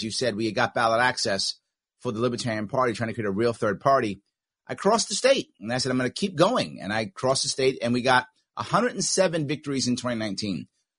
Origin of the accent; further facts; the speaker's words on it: New York, United States; a New Yorker.